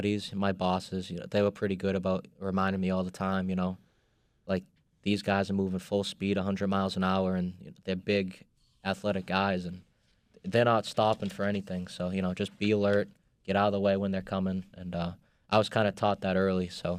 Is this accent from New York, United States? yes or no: no; Boston, Massachusetts, United States; accent: Boston; He could tell from my accent I was from Boston